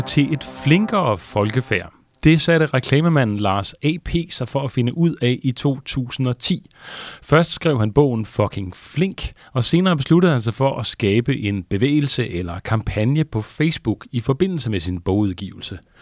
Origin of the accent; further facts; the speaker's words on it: Denmark; som danskere